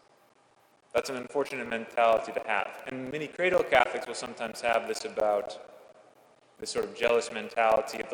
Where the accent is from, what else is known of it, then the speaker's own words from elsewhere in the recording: California, United States; moved away as an adult; now in Washington, United States; I left my home state of California 3,000 miles behind